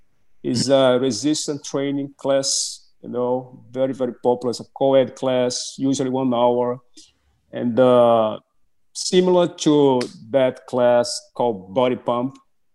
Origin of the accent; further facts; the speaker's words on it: Brazil; English is a second language; moved away as an adult; now in United States; I was born and raised in Brazil, right? And mm-hmm. I remember growing up in Brazil